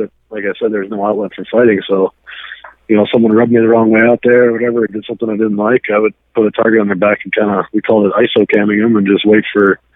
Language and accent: English; United States; growing up in the States